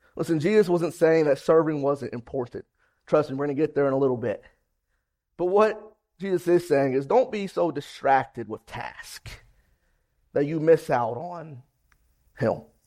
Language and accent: English; Ohio, United States